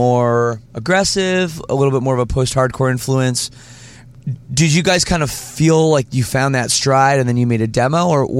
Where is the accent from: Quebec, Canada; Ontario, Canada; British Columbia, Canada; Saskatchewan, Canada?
Ontario, Canada; now in Windsor, Canada; I'm from Ontario